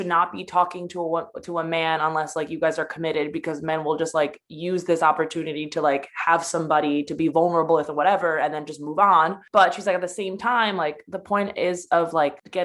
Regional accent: United States; also born or lived in Poland; I'm from Poland. Well, I was born in America, but I was kind of raised super Polish and like my values are super Polish. And I mean, my whole family's from there

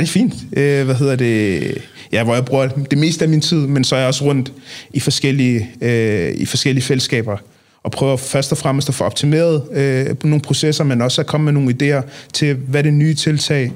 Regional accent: Copenhagen, Capital Region of Denmark, Denmark; jeg er opvokset i Nordvest

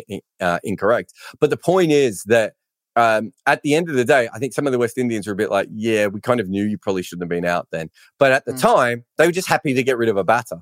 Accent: Australia; for being Australian

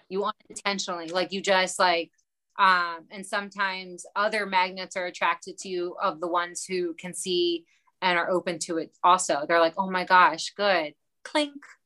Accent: Baltimore, Maryland, United States; I'm from Baltimore

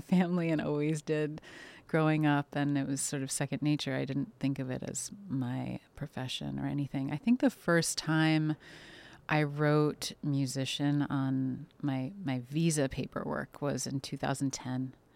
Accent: New York City, New York, United States; they raised, uh, me and my siblings in, uh, on the Upper West Side

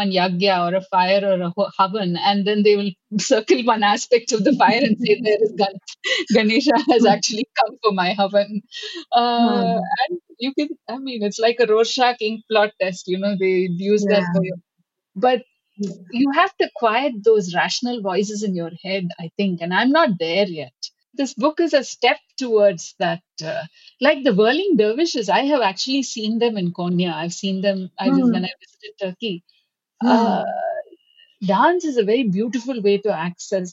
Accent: Chennai, Tamil Nadu, India; I grew up in I grew up in Chennai, but my parents were originally from Kerala

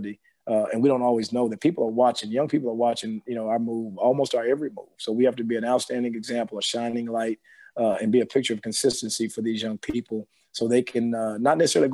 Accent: Bossier City, Louisiana, United States; moved away as an adult; also born or lived in Houston, Texas; grew up in Bossier City, Louisiana, so it's the real country, if you will

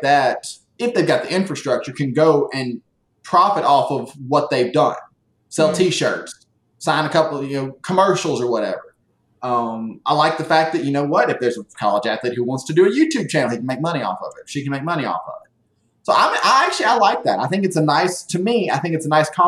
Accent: the South, United States; I'm a Southerner

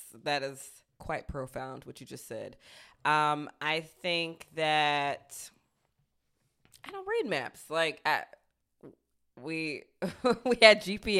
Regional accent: Southern United States, United States; as a Southerner, I really love any of the, like, turn of phrases

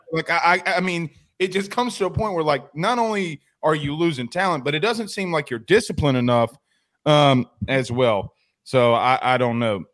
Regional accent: the South, United States; I'm from the South

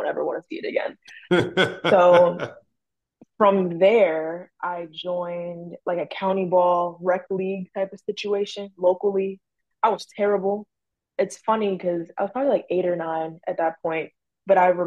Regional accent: Maryland, United States; I'm from Maryland

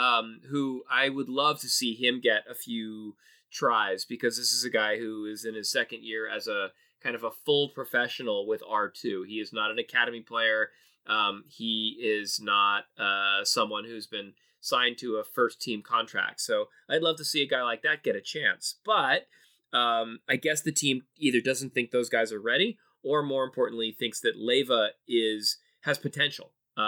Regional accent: Los Angeles, California, United States; now in Colorado, United States; growing up in Los Angeles

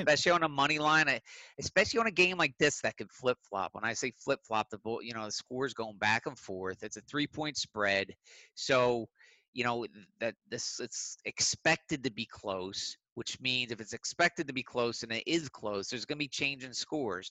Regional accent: Philadelphia, Pennsylvania, United States; I'm from Philly

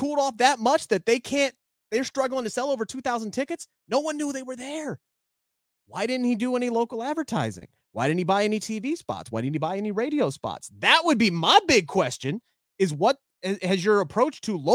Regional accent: Cincinnati, Ohio, United States; I love my hometown. I hate when my hometown looks bad. And Cincinnati

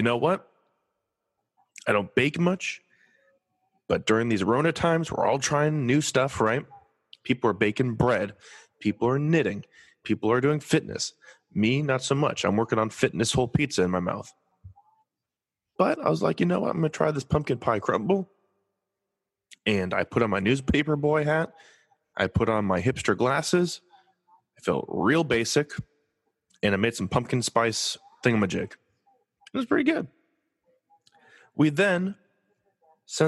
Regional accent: Los Angeles, California, United States; I'm from Los Angeles

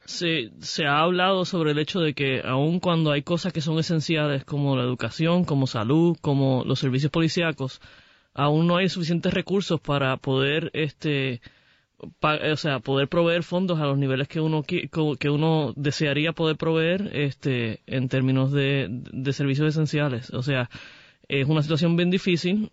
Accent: Puerto Rico; Yo soy este, puertorriqueña, soy gay, soy muy orgullosa de mi identidad.

